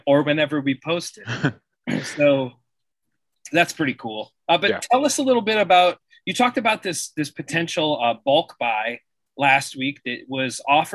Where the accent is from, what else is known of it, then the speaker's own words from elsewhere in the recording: Sandusky, Ohio, United States; I was born and raised in Sandusky. I had Cedar Point 5-10 minutes from my house my whole childhood